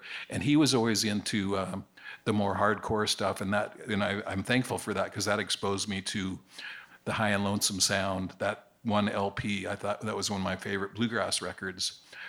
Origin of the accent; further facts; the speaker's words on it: Northern California, United States; where I grew up in Northern California